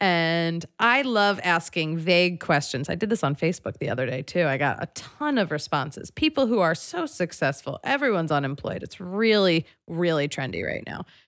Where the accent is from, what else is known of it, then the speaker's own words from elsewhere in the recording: Philadelphia, Pennsylvania, United States; I'm from Philadelphia